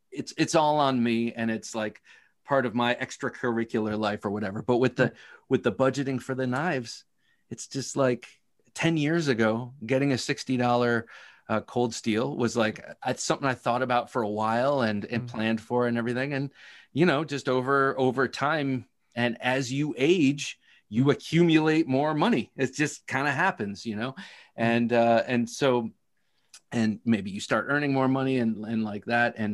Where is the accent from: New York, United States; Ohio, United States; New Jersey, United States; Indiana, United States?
Ohio, United States; I grew up in Ohio